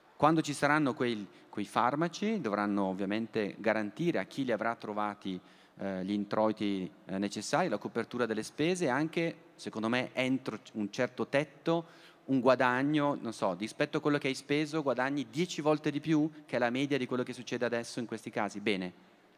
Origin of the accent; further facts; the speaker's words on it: Bergamo, Lombardy, Italy; Io poi sono bergamasco